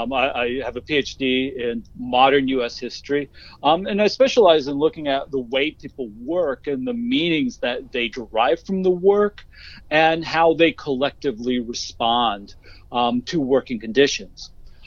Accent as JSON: {"language": "English", "region": "Ohio", "country": "United States", "moved": "as an adult", "lives_now": "Fayetteville, United States", "said": "I'm originally from Ohio."}